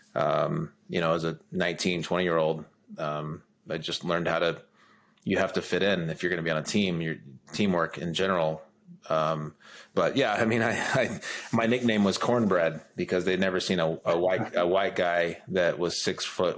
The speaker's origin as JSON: {"language": "English", "region": "Oklahoma", "country": "United States", "tie": "born or raised there", "also_born_or_lived": "Los Angeles, California", "moved": "as an adult", "lives_now": "Denver, United States", "said": "Grew up in Oklahoma"}